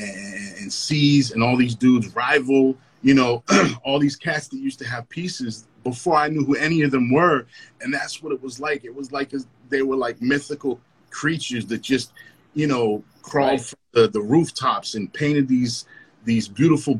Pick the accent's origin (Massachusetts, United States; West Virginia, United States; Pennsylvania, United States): Massachusetts, United States; Lynn; I grew up in the Highlands and I would walk down the hill and then come down, you know, Union Street